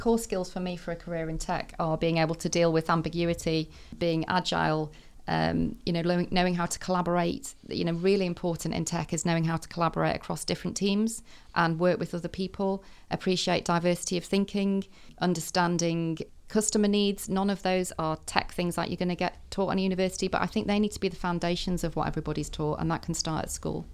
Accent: Manchester, North West England, United Kingdom; I was born in the Northeast, but I moved to Manchester when I was in my, I was about seven, I think. Um, and I've been schooled round here all my life

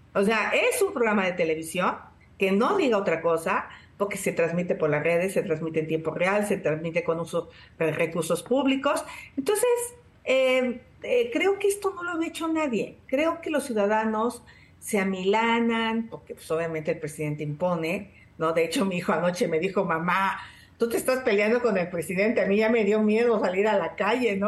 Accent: Tepatepec, Hidalgo, Mexico; Desde los 14 años, 12 años empecé a luchar contra el cacique de mi pueblo, Felipe Contreras, en Tepatepec

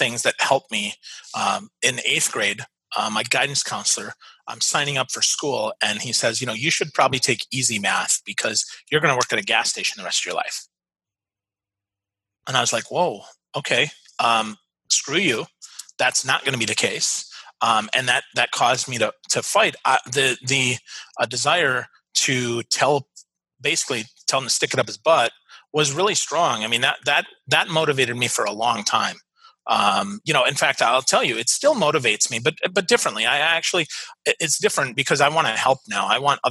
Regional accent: Milwaukee, Wisconsin, United States; I'm from Milwaukee, right? I'm from Wisconsin.

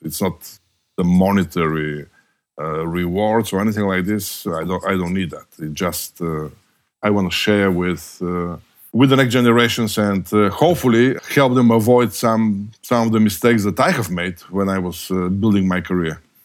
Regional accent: Bulgaria; moved away as an adult; I was born and raised in communist Bulgaria

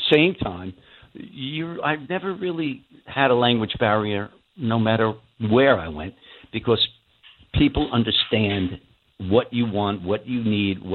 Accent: United States; moved away as an adult; now in Russia; I'm an American. I'm an Italian-American, specifically. But I'm an American first, and I'll always be.

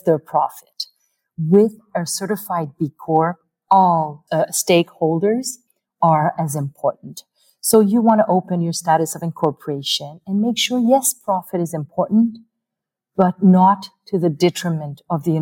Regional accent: Canada

